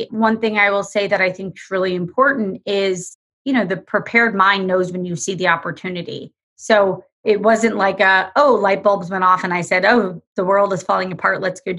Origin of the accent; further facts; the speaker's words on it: Florida, United States; I grew up in Florida and family of doctors and nurses